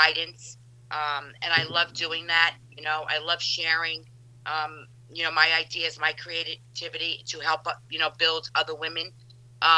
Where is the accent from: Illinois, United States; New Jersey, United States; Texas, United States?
New Jersey, United States; Jersey City; I am a New Jersey native, born and raised in Jersey City